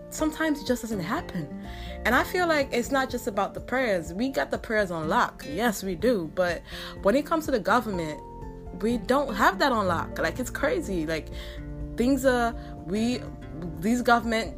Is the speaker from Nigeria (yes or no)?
yes; Nigeria; I'm Nigerian